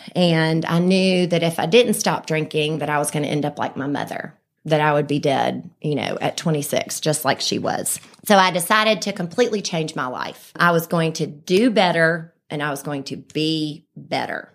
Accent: Birmingham, Alabama, United States; also born or lived in Vestavia Hills, Alabama; I was born right here in Birmingham. I've lived in Vestavia my whole life.

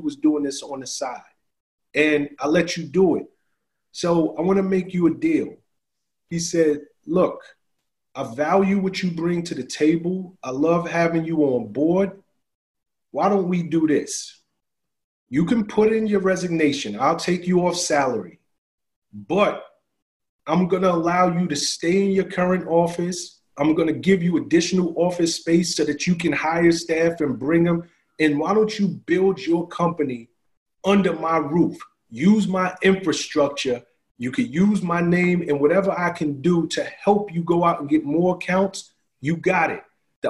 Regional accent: New York City, New York, United States; moved away; I'm from the South Bronx. I didn't get out of the South Bronx by accident

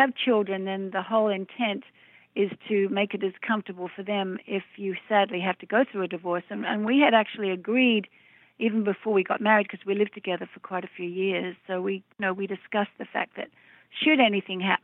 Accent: Melbourne, Victoria, Australia; my hometown of Melbourne, Australia, where I grew up

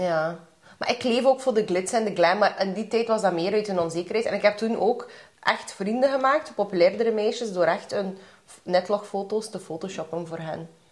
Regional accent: Kyrgyzstan; now in Belgium; ik ben van Kyrgyzstan

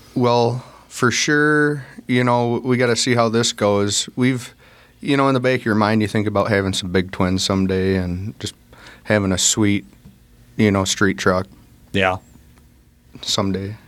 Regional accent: North Central Illinois, United States; we're from North Central Illinois

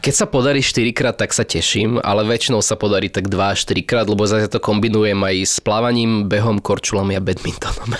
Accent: Slovakia; keď som doma na Slovensku

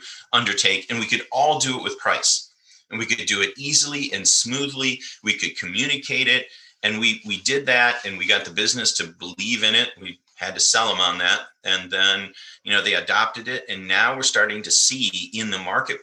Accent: Michigan, United States; I grew up in Michigan in the Midwest here in the United States, and it's mostly farming country.

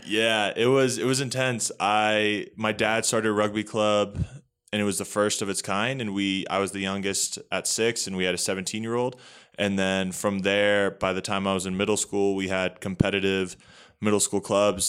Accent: Northern Virginia, United States; moved away as an adult; now in Colorado, United States; So, I'm from Northern Virginia, uh, pretty close pretty close to the D C area, so about thirty minutes outside of D C.

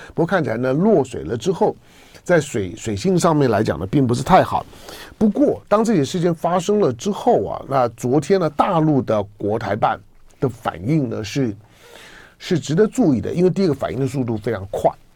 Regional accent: Taiwan; 我在， 我在台湾的土生土长啊

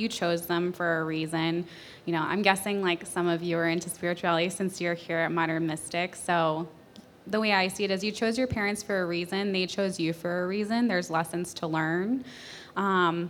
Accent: New Hampshire, United States; moved away; also born or lived in Colorado; I'm from New Hampshire. I got my master's in Colorado. I just moved here

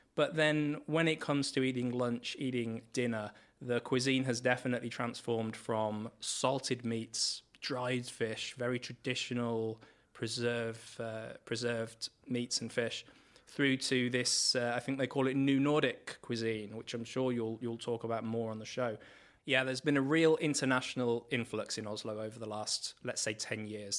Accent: England, United Kingdom; moved away as an adult; also born or lived in Trondheim, Norway; now in Norway; I'm coming from England

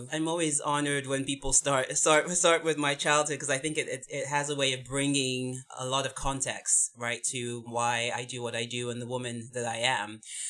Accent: England, United Kingdom; born there; also born or lived in United States; So I was born in England. My parents are from Nigeria, but I also schooled in the US as well.

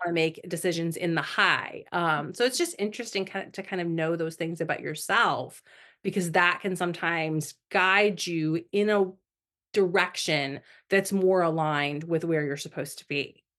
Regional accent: Indiana, United States; now in Florida, United States; I'm originally from Indiana

